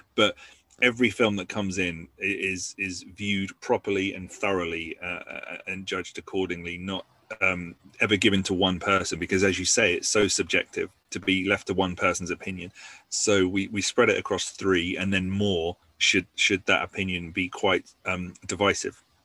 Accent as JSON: {"language": "English", "town": "Basingstoke", "region": "South East England", "country": "United Kingdom", "tie": "born or raised there", "said": "my hometown of Basingstoke"}